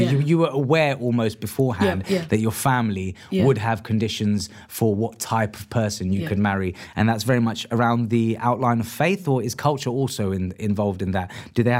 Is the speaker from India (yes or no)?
yes; India; Because I'm Indian myself, so I'm an Indian Muslim. I'm an anomaly to you, then, or your family, right? Because, as I say, like, I'm not Pakistani, but I am Indian.